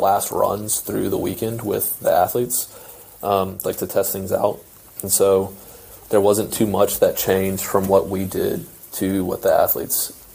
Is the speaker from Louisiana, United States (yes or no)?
yes; Baton Rouge, Louisiana, United States; moved away as an adult; also born or lived in Oklahoma; I'm from Baton Rouge, Louisiana. Grew up in a little town 45 minutes outside of Baton Rouge